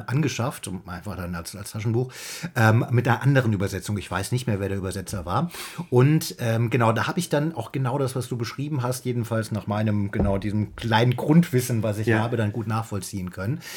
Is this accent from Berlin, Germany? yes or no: no; Saarland, Germany; ich bin bin ja auch im Saarland aufgewachsen